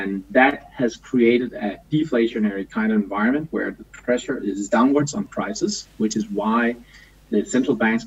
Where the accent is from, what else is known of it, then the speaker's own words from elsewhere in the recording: Denmark; now in Copenhagen, Denmark; I'm from Copenhagen. I'm always from Denmark, but I've lived in Copenhagen for the last 26 or so years